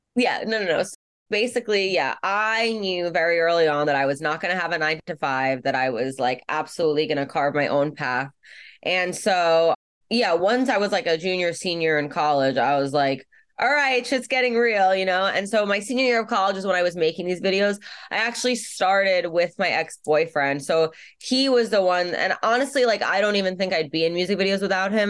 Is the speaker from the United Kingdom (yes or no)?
no; New York City, New York, United States; I grew up in Brooklyn and growing up in Brooklyn